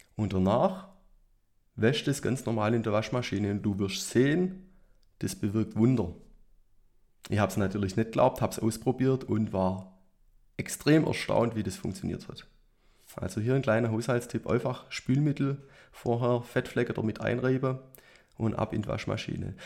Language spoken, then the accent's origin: German; Nagold, Baden-Württemberg, Germany; meine Heimatstadt Nagold